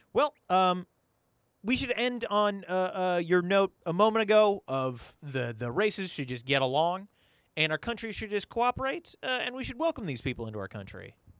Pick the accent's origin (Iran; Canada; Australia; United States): United States; St. Cloud, Minnesota; I was born here in Saint Cloud, Minnesota